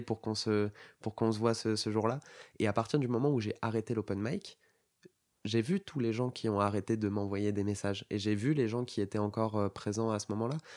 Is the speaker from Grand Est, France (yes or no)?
no; Bordeaux, Nouvelle-Aquitaine, France; now in Paris, France; j'étais de Bordeaux à la base